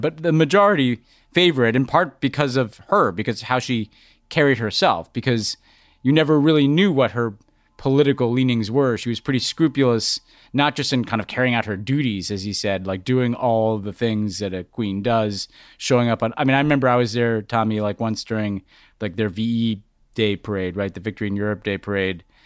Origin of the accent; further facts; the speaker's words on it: United States; as an American